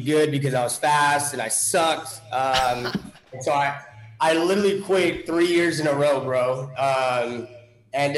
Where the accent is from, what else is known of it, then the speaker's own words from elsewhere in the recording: California, United States; moved away as an adult; also born or lived in Grand Forks, North Dakota / Minnesota / Dallas, Texas; I moved to California, I'd say when I was 6 or 7 years old. My mom ended up marrying somebody that was in the military. And then I ended up going to from elementary school all the way to high school out there in California.